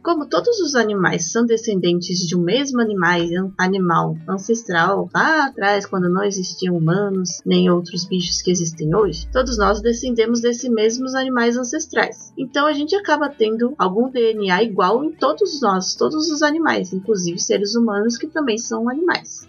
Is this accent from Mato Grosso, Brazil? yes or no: no; Belo Horizonte, Minas Gerais, Brazil; Eu nasci em BH, estado de Minas Gerais